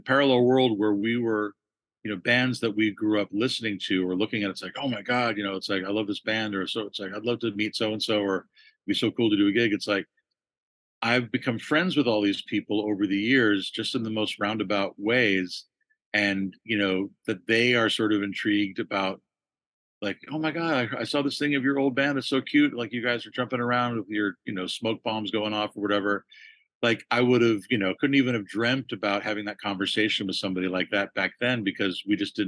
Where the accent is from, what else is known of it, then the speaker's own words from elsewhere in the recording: Los Angeles, California, United States; growing up in Los Angeles